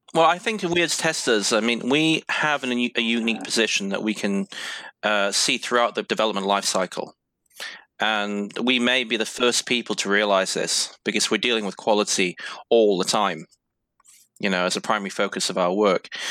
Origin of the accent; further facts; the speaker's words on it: United Kingdom; now in Sydney, Australia; quite a few of us Brits